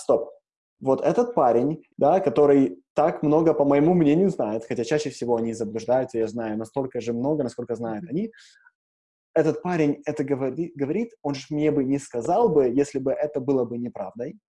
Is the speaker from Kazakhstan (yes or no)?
no; Ukraine; moved away; я родился в Украине